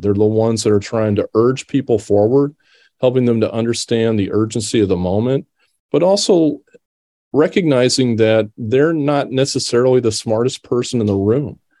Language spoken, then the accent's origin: English; Decatur, Illinois, United States; moved away as an adult; I grew up here in Decatur. Uh, this is my hometown